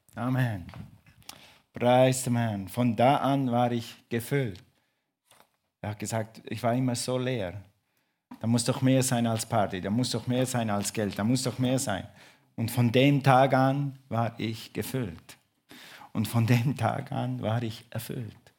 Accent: Switzerland; ich bin Schweizer

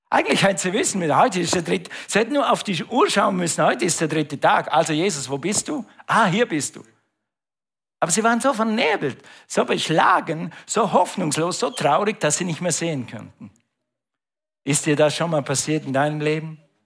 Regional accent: Switzerland; Ich bin Schweizer, okay, aber wir hatten ein Grundstück in Österreich

